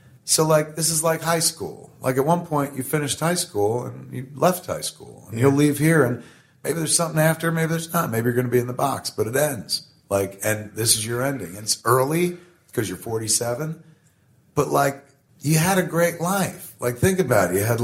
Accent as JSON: {"language": "English", "region": "New Jersey", "country": "United States", "tie": "born or raised there", "said": "We're from New Jersey, and when you grow up in the shadow of something greater than yourself, like New York City"}